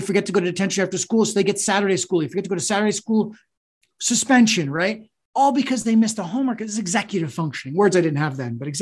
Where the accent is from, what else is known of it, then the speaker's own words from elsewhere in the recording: New England, United States; I'm a kid from New England